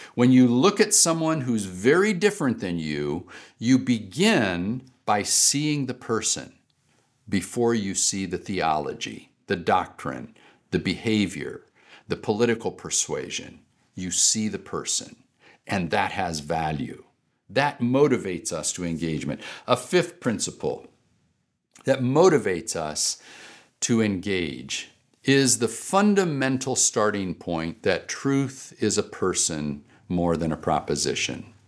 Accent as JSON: {"language": "English", "country": "United States", "said": "I am an American"}